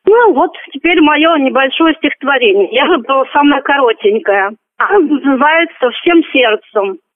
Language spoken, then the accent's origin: Russian; Moscow, Russia; also born or lived in Michurinsk, Tambov Oblast; Родилась я в Тамбовской области, города Мичуринск. Потеряла зрение 8 лет, переболев корью. Мои родители перевезли меня в Москву. В Москве закончила первый интернат в 1999 году